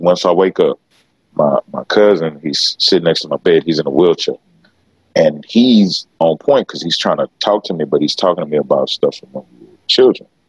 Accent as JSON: {"language": "English", "town": "Beaumont", "region": "Texas", "country": "United States", "tie": "born or raised there", "said": "I'm from Beaumont, Texas. You know what I'm saying? So when it comes to those issues, being from not just Beaumont, Texas, I'm from Southeast Texas."}